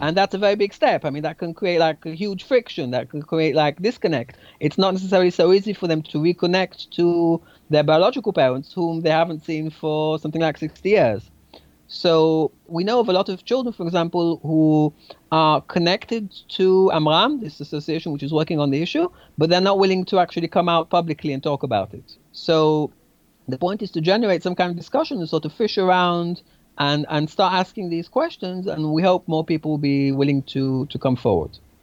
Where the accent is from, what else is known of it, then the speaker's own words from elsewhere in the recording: Tel Aviv, Tel Aviv District, Israel; my family is Mizrahi and we're Syrian, and yet I grew up in Tel Aviv